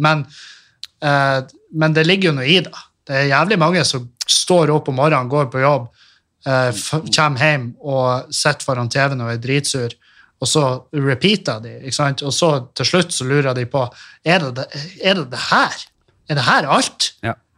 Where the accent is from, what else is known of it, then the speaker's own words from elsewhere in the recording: Meløy, Nordland, Norway; moved away as an adult; also born or lived in Trondheim; jeg flytta fra Meløy